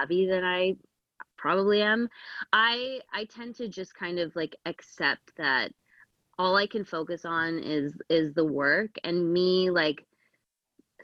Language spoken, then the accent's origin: English; Canada